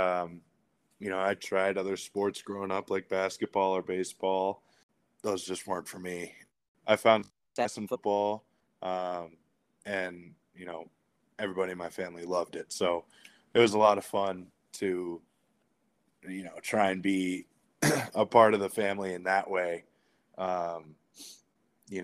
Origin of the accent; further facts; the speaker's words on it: Edina, Minnesota, United States; also born or lived in Notre Dame, Indiana; I'm from Edina High School, more of a hockey town than anything